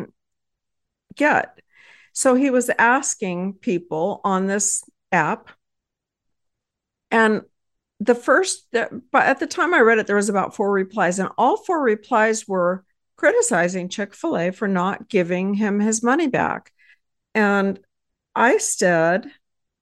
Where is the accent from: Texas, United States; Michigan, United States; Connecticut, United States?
Texas, United States; I hail from Texas and married with four